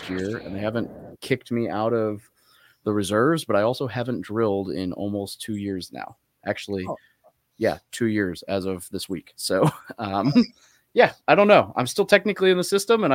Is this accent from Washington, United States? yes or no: no; Little Rock, Arkansas, United States; moved away as an adult; also born or lived in California; I was born in Cali, but I grew up in Little Rock, Arkansas